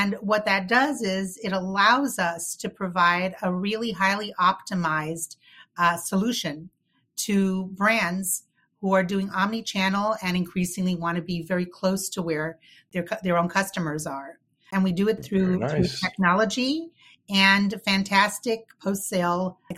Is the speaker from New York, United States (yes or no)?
yes; New York City, New York, United States; I grew up in New York City and I went to school there